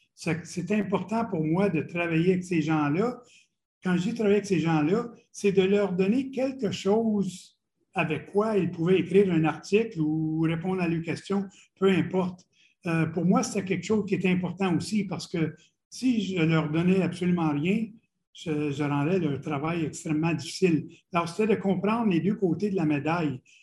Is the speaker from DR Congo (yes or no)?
no; Ottawa region, Ontario, Canada; moved away; also born or lived in Montreal / Boston / Quebec City; j'ai grandi dans la région d'Ottawa, qui est deux heures de Montréal.